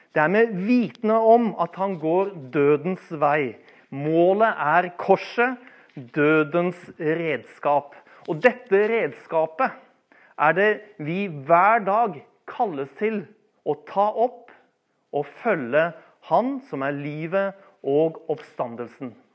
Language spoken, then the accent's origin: Norwegian; Bærum, Akershus, Norway; Jeg vokste opp i Bærum eh, i mine ungdomstider